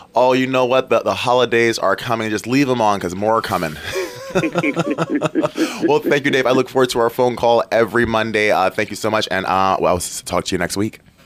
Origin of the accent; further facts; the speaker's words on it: Detroit, Michigan, United States; moved away; also born or lived in Port Huron, Michigan; I'm from Detroit, which we have the Ambassador Bridge just there. I've lived in Port Huron with the Blue Water Bridge